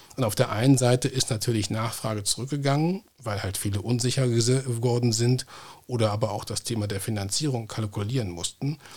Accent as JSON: {"language": "German", "region": "North Rhine-Westphalia", "country": "Germany", "tie": "born or raised there", "said": "hier in meiner Heimatregion Nordrhein-Westfalen"}